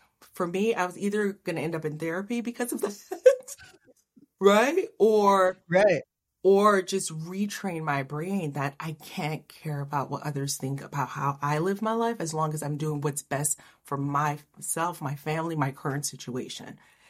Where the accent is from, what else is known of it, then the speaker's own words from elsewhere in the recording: Haiti; moved away; also born or lived in Miami; I'm from Haiti